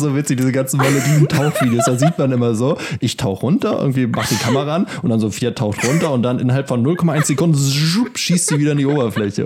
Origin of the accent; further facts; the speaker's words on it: Germany; ich bin in der Ostsee aufgewachsen